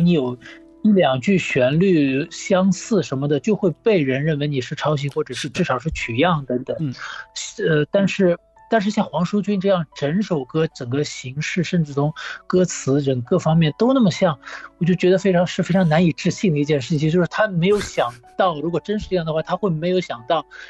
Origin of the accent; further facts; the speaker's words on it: Shanghai, China; 上海，我是在上海长大的